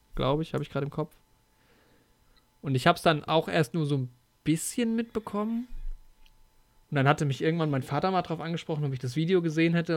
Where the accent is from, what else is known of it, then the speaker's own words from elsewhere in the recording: Germany; bei uns in Deutschland